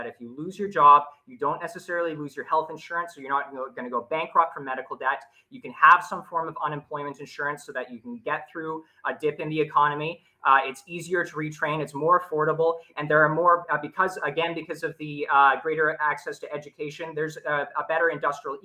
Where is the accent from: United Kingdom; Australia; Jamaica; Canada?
Canada; I'm actually Canadian